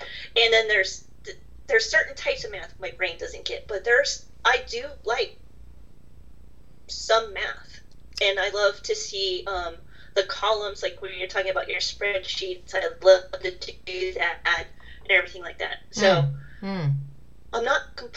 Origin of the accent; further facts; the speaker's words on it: United States; being American